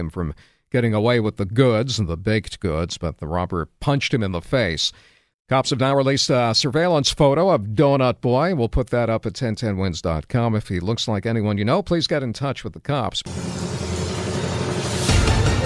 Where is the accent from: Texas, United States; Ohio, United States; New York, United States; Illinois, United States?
New York, United States; Oceanside; my hometown of Oceanside, Long Island